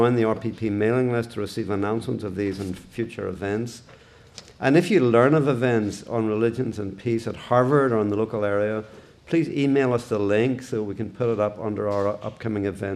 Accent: Belfast, Northern Ireland, United Kingdom; growing up in Belfast when things really started to deteriorate in the late 1960s, early 1970s

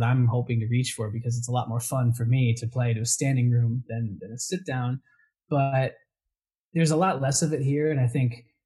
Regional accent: New England, United States; moved away as an adult; also born or lived in Spain; I grew up in New England

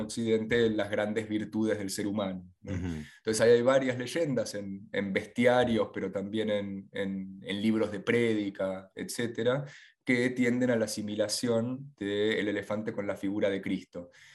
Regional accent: Buenos Aires, Argentina; tanto de niño acá en Buenos Aires

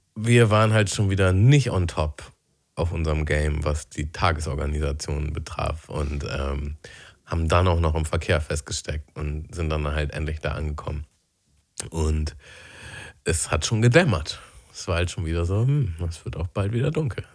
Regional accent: Germany; moved away; aufs Dorf, wo ich aufgewachsen bin.

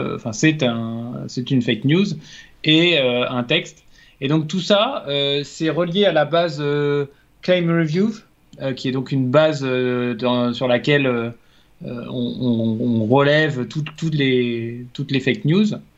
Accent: France; en tant que Français

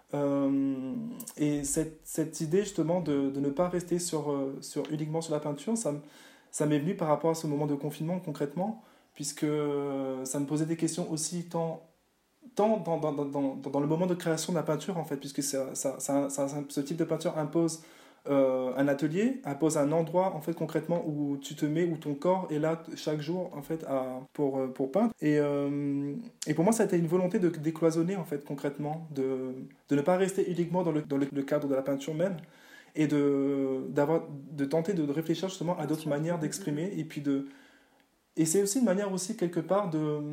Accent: Réunion; je viens de la Réunion

